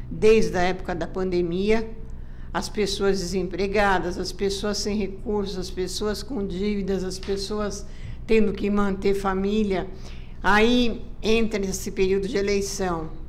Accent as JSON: {"language": "Portuguese", "country": "Brazil", "said": "eu acho que nós, como brasileiros, temos que passar a respeitar a todos"}